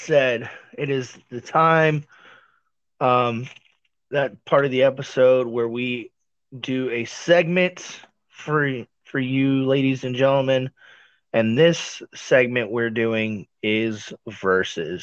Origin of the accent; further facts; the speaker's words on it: Missouri, United States; I was born in Missouri